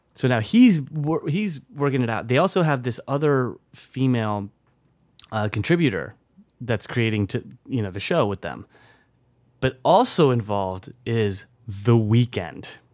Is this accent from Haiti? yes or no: no; France; moved away; when I was growing up in France.